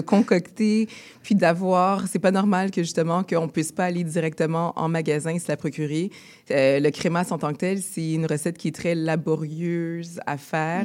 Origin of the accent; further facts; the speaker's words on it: Montreal, Quebec, Canada; on est tous les deux nés ici à Montréal, de parents haïtiens.